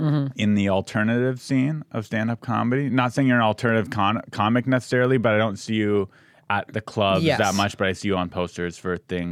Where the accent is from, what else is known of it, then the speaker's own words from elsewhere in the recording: San Diego, California, United States; moved away as an adult; also born or lived in Santa Cruz; now in Los Angeles, United States; I'm from San Diego, went to college in Santa Cruz, Northern California.